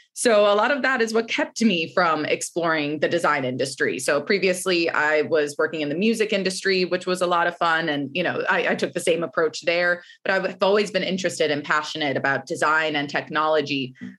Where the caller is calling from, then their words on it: New York City, New York, United States; I am calling in from Brooklyn, New York this morning.